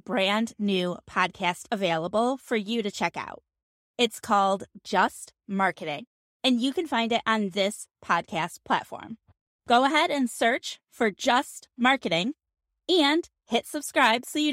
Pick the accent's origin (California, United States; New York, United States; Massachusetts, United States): New York, United States; now in Phoenix, United States; I'm also from New York